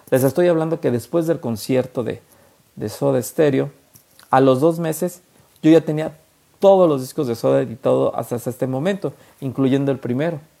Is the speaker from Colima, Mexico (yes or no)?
no; La Laguna, Coahuila, Mexico; así somos los mexicanos, los laguneros.